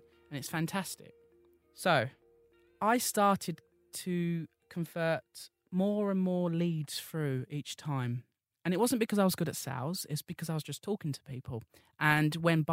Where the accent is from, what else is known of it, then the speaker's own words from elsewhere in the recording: Essex, East of England, United Kingdom; I'm from Essex